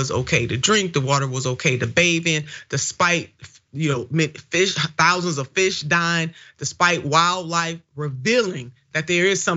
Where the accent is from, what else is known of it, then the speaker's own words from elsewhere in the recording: Ohio, United States; my home state, the great state of Ohio